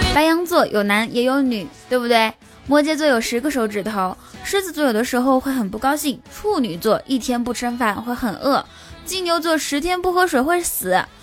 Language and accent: Chinese; Inner Mongolia, China; moved away as an adult; 我来自，来自内蒙古